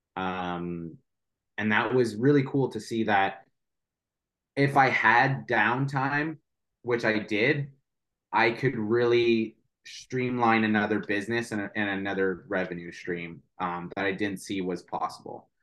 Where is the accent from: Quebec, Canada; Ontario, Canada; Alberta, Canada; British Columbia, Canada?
Ontario, Canada; St. Catharines; I'm from St. Catharines